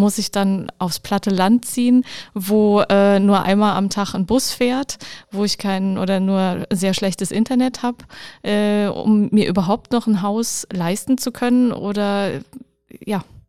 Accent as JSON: {"language": "German", "region": "Rhineland-Palatinate", "country": "Germany", "said": "bei uns in der Pfalz"}